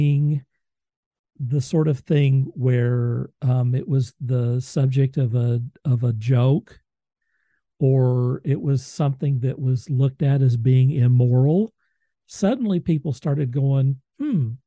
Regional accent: Moore, Oklahoma, United States; I'm from Moore, Oklahoma

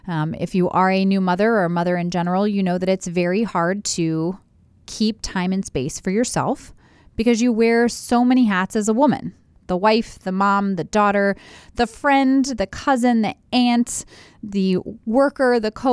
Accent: Columbus, Ohio, United States; but I grew up in Columbus, Ohio. I was born and raised here.

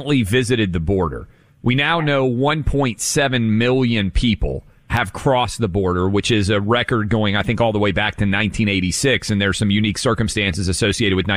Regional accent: Tennessee, United States; my home state of Tennessee

